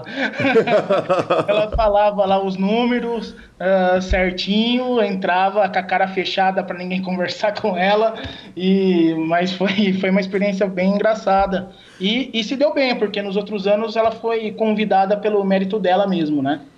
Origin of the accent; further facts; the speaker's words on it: Piracicaba, São Paulo, Brazil; eu sou de Piracicaba, Calil, eu, eu, sou do interior de São Paulo, né? Acho que pessoal, todo mundo pensa que eu sou da capital, mas sou do interior